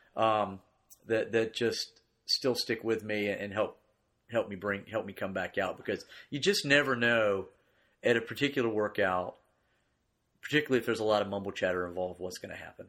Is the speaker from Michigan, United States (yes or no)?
no; Greensboro, North Carolina, United States; I grew up here in Greensboro